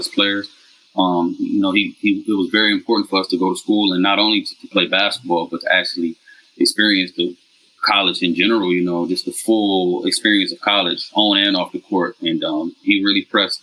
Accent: Detroit, Michigan, United States; moved away as an adult; now in Vietnam; I'm from Detroit, man. West Side, born and raised, man. Lived in Detroit, pretty much my whole life up until college in 2002.

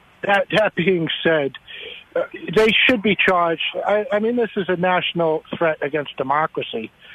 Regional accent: New York, United States; I come from New York.

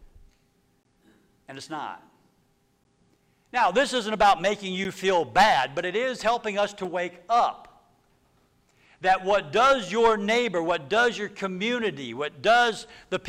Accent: Texas, United States; I was from Texas. Which I am.

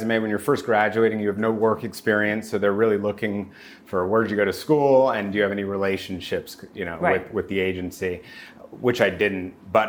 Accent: Los Angeles, California, United States; also born or lived in New Haven; So I grew up in Los Angeles. I went to Crossroads High School in Santa Monica.

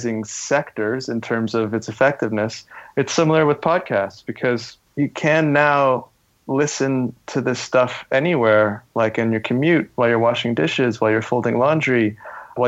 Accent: Canada; moved away; as a Canadian

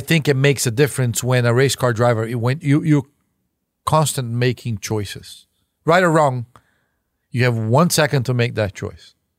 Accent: Brazil; now in United States; As a Brazilian

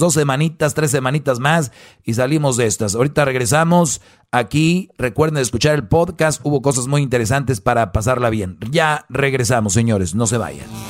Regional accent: Mexico

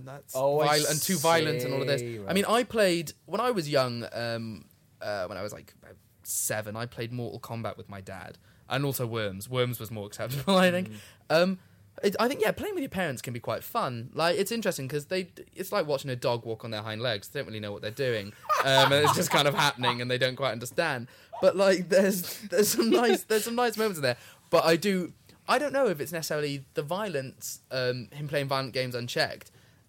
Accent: Wales, United Kingdom; I know, I am actually Welsh.

